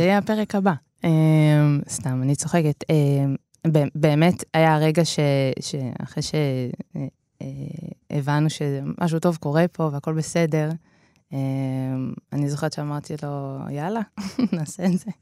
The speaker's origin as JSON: {"language": "Hebrew", "town": "Netanya", "region": "Central District", "country": "Israel", "tie": "born or raised there", "said": "ההורים פתחו ביחד בית ספר, אה, שנקרא אבוסטן, אה, שהוא בנתניה"}